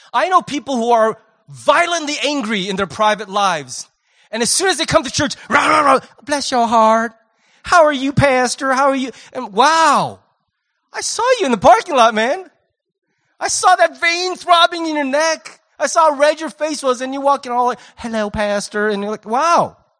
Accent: United States; I'm American

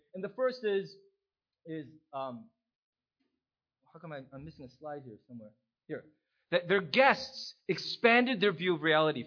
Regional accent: United States; as an American

